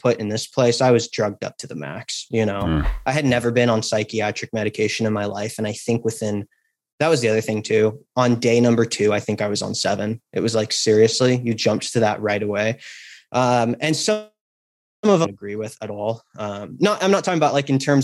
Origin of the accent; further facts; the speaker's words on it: Napa Valley, California, United States; I grew up in Napa Valley, California